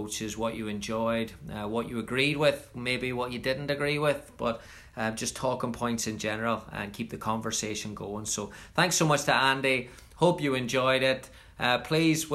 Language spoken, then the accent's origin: English; Northern Ireland, United Kingdom; moved away as an adult; I'm from Northern Ireland. I haven't lived at home since 1999